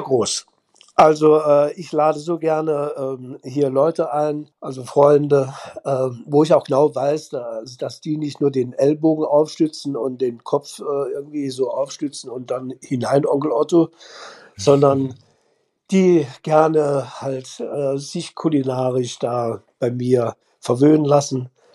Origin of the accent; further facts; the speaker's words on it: Hühnerfeld, Saarland, Germany; aus meiner Hühnerfelder Zeit, wo ich da geboren bin, wo ich groß geworden bin